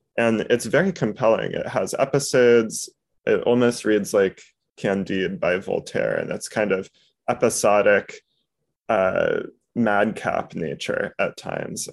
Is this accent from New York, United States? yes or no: yes; New York, United States; the baseline Jewish education of being a New Yorker